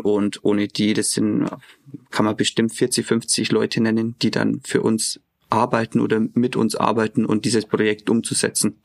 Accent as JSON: {"language": "German", "town": "Eichstätt", "region": "Bavaria", "country": "Germany", "tie": "born or raised there", "moved": "as an adult", "lives_now": "Regensburg, Germany", "said": "Ich komme gebürtig aus Eichstätt, bin aber dann auch fürs Studium nach Regensburg gekommen"}